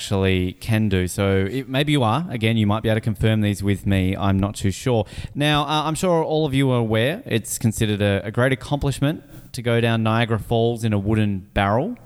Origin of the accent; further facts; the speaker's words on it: Australia; moved away; I, as an Australian